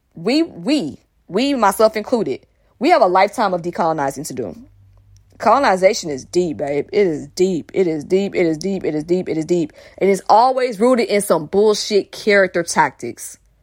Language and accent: English; Atlanta, Georgia, United States; I'm from Atlanta. And mostly the, in the place I grew up in was an all-black area